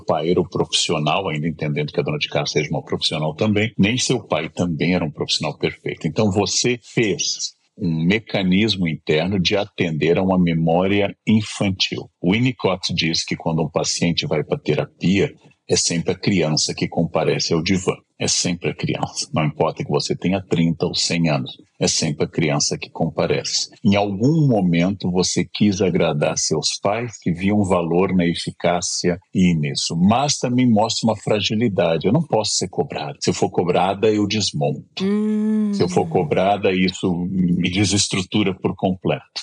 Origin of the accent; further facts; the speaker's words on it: Gaúcho, Rio Grande do Sul, Brazil; now in São Paulo, Brazil; eu sou gaúcho e sou completamente paulista.